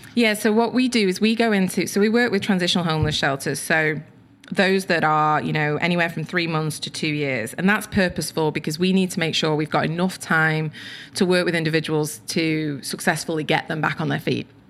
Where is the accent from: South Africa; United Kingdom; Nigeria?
United Kingdom; moved away; I'm British